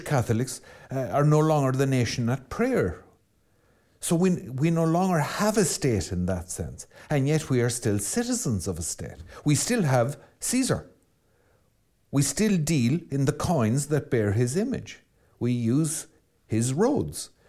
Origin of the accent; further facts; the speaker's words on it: Ireland; I'm Irish